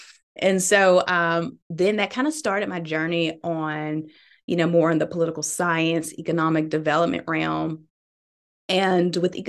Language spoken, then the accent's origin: English; Birmingham, Alabama, United States; So I am born and raised in Birmingham, Alabama.